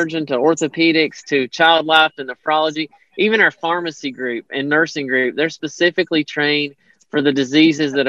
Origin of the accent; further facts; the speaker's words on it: Hyden, Kentucky, United States; moved away as an adult; I grew up in Hyden, Kentucky, so I'm very familiar with that area